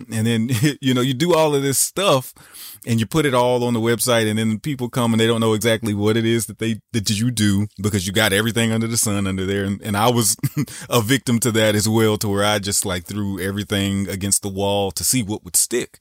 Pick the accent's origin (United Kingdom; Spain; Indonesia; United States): United States; the South; I grew up in the South